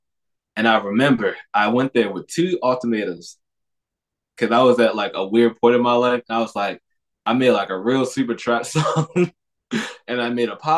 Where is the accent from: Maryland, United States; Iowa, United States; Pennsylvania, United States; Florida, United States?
Maryland, United States; Baltimore; I'm from Baltimore